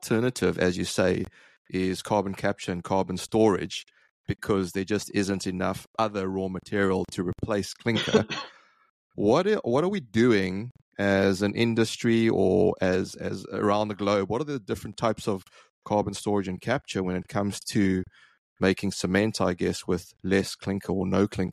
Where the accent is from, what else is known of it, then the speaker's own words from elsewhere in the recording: South Africa; I grew up in South Africa